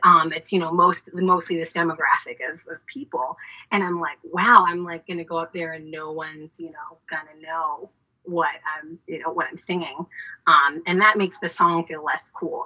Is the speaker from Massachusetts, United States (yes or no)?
yes; Boston, Massachusetts, United States; now in Washington, D.C., United States; I am originally from Boston, Massachusetts